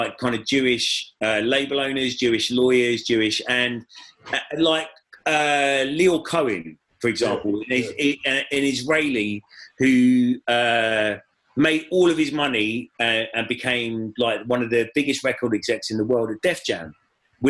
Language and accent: English; Watford, East of England, United Kingdom; I'm from Watford